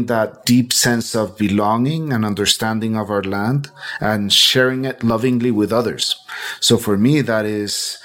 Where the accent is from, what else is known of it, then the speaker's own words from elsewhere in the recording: Bogotá, Colombia; I was born in Bogota, in Colombia. And Colombia, for me, has always represented a really nature-rich space. You know, we are one of the richest in biodiversity in the world